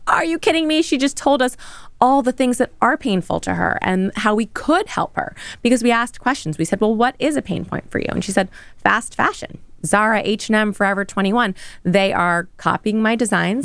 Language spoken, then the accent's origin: English; New York City, New York, United States; in the thick of New York, Midtown.